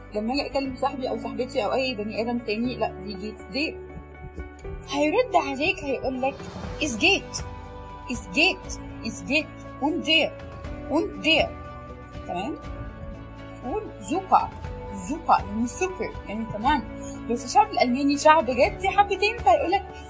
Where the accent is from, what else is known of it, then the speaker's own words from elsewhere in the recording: Egypt; عندنا في مصر